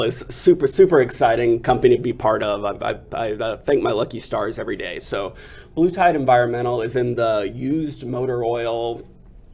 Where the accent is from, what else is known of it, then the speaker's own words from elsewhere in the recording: Freer, Texas, United States; So my hometown is Freer, Texas